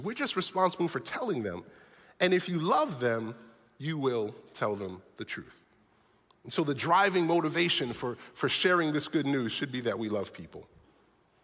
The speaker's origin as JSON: {"language": "English", "town": "New York City", "region": "New York", "country": "United States", "tie": "born or raised there", "moved": "yes", "said": "I grew up in New York City"}